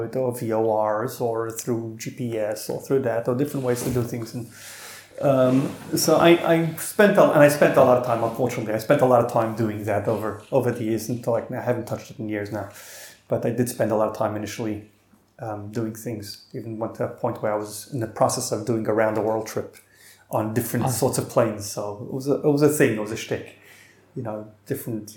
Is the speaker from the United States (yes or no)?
yes; New York, United States; moved away as an adult; now in Sydney, Australia; we ended up growing up in New York